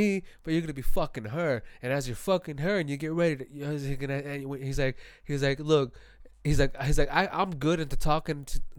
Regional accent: Phoenix, Arizona, United States; I'm from Phoenix

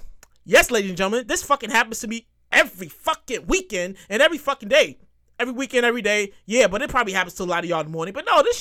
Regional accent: New York City, New York, United States; I'm from born and raised in New York

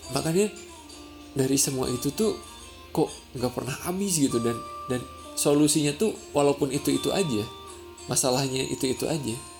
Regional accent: Sundanese lands, Tanah Sunda, Indonesia; first language Sundanese; Indonesian is a second language; moved away as an adult; aslinya gua tuh asli dari tanah Sunda gitu. Jadi, gua kelahiran Sunda, dan selama dua puluh dua tahun itu dari gua lahir sampai gua kuliah, eh, itu tuh pakai kata Sunda

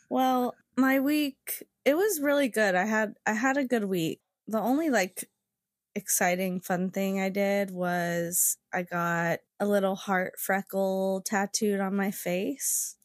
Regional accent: West Virginia, United States; moved away; I was from West Virginia

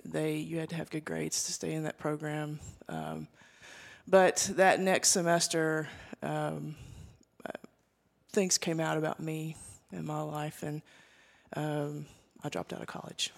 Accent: Arkansas, United States; I grew up here in Arkansas in, in a small town, very rural

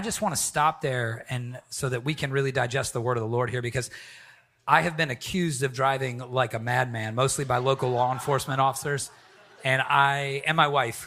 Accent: the Bible Belt, the South, United States; now in New England, United States; I'm from the Bible Belt

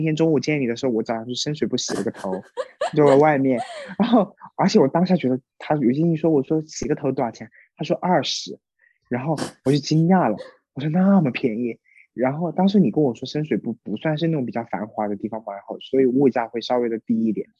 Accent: Sichuan, China; 我们四川人

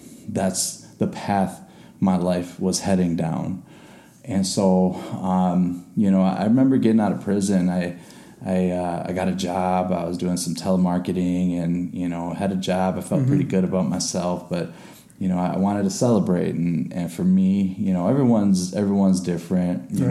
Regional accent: Chicago, Illinois, United States; I was born in Chicago. You know, grew up through a lot of hardship

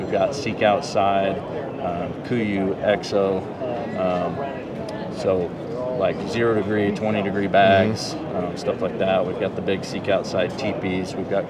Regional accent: Boise, Idaho, United States; also born or lived in Utah; I'm from Boise. Lived down here in Utah for 10 years when I was working for Hoyt. And then now I'm back in Boise and own this business.

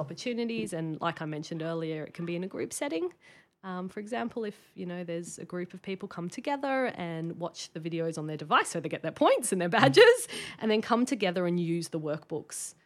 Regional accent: Sydney, New South Wales, Australia; moved away as an adult; now in Brisbane, Australia; I grew up in Sydney.

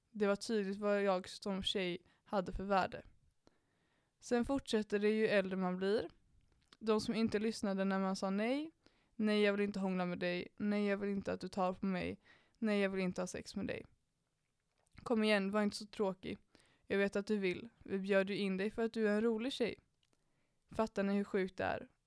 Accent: Danderyd, Stockholm County, Sweden; Jag är uppväxt i Danderyd hängde mycket på Lidingö och Östermalm, runt mycket pengar, mycket arrogans och väldigt lite gränser.

